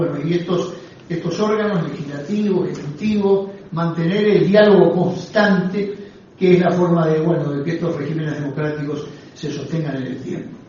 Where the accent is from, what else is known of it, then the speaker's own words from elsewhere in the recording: Uruguay; como uruguayos que somos.